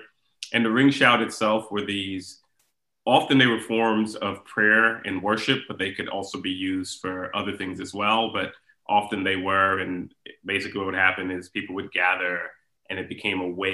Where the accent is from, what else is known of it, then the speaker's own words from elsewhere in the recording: Houston, Texas, United States; I grew up in Houston